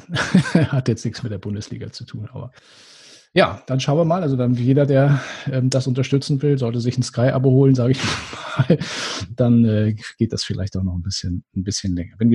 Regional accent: Northern Germany, Germany; now in Munich, Germany; ich weiß nicht, ob ich das richtig ausspreche als Norddeutscher, aber Wahlmünchner

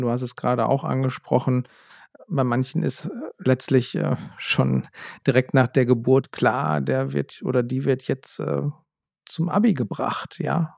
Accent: Essen, North Rhine-Westphalia, Germany; ich bin in Essen zur Schule gegangen und äh, in der Region

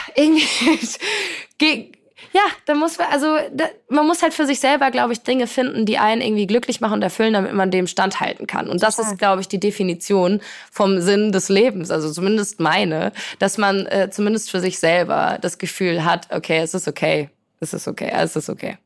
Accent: Poland; now in Hamburg, Germany; ich komme aus Polen, äh, meine Eltern äh, sind, kommen beide aus Polen, so ich bin in einer sehr polnischen, sehr familiären Kultur

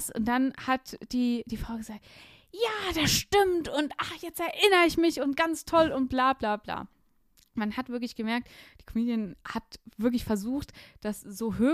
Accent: Swabia, Germany; born there; Ich bin, ich bin im Schwabenland geboren. Ich habe nicht viel Zeit da verbracht

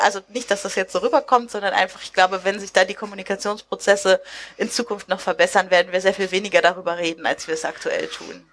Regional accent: near Lüneburg, Lower Saxony, Germany; also ich komme aus der Nähe von Lüneburg

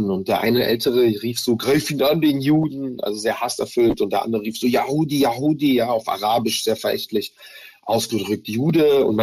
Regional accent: Germany; Also ich habe ähm, Antisemitismus schon sehr früh in meiner Kindheit erlebt hier in Deutschland.

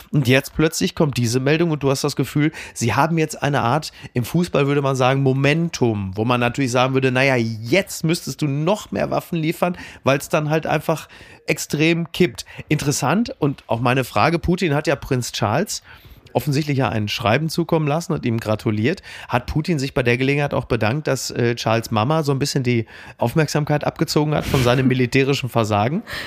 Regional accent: Germany; uns ja als Deutsche

